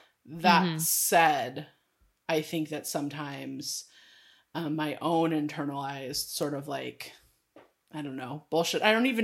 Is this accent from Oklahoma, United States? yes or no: no; California, United States; I mean, hello, I'm from California. And grew up and was born in the 80s.